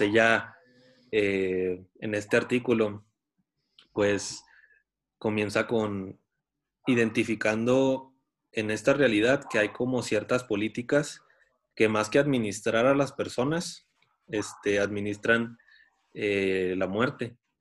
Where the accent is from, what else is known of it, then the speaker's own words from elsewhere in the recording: Tijuana, Baja California, Mexico; yo nací en Tijuana